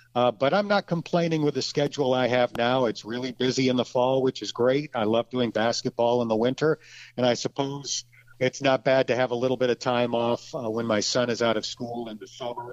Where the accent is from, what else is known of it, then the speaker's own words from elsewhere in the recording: Lakewood, New York, United States; now in Cincinnati, United States; I grew up in Lakewood, New York, which is a small town on the very southwest tip of New York State